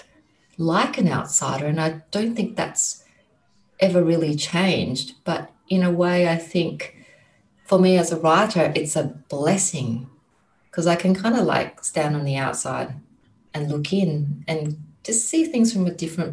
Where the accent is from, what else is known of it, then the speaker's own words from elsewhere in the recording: Christmas Island; now in Australia; I come from Christmas Island, and that's where I grew up.